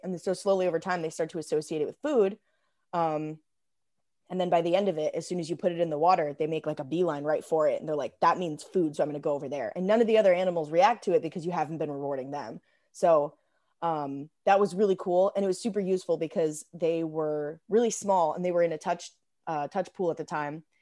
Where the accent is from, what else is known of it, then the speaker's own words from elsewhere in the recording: Arizona, United States; also born or lived in Illinois; I moved to Arizona when I was ten